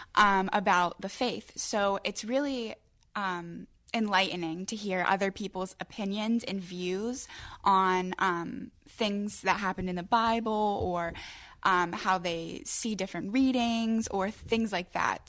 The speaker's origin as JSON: {"language": "English", "town": "Crafton", "region": "Pennsylvania", "country": "United States", "said": "I'm from Crafton Ingram. I graduated from Montour High School."}